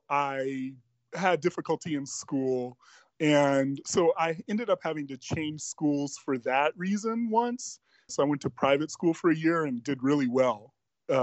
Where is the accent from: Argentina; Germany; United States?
Germany; Bad Cannstatt, Baden-Württemberg; born there; Well, I was born in Germany, Bad Cannstatt, Germany